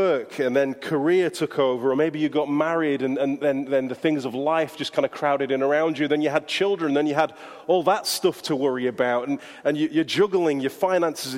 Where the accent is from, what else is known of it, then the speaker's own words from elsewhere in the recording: Yorkshire and the Humber, United Kingdom; accent: Yorkshire; my Yorkshire accent